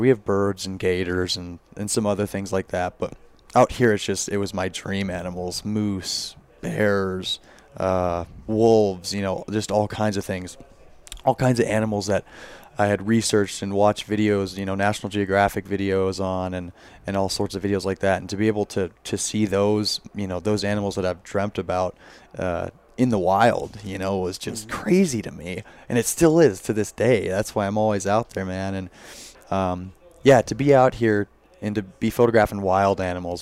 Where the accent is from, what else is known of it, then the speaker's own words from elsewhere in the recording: Orlando, Florida, United States; also born or lived in Wyoming; now in Jackson, Wyoming, United States; I'm originally from Orlando, Florida, so I haven't been I haven't lived in Wyoming my whole life. I moved out here with my family